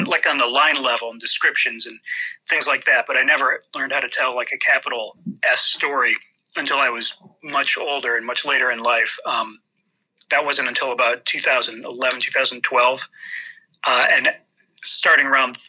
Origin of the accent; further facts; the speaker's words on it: Toledo, Ohio, United States; I was born and raised in Toledo, Ohio.